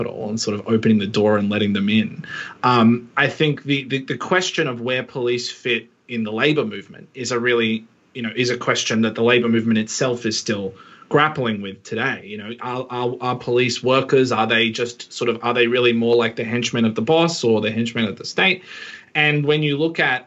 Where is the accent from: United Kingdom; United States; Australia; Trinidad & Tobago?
Australia; as an Australian